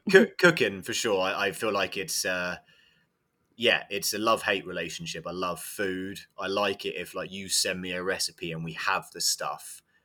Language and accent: English; England, United Kingdom; moved away as an adult; also born or lived in Iowa; now in United States; I'm from England, and I do believe that I got my first coaching job purely because I, I was English